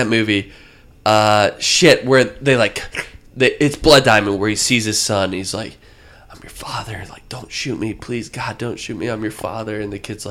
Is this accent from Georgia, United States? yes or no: yes; Marietta, Georgia, United States; this is Marietta, Georgia. This is my hometown. This is where I live now